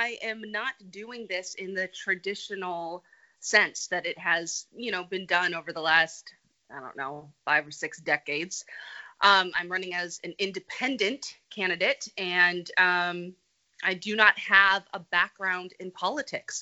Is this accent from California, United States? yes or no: yes; California, United States; moved away as an adult; I grew up in California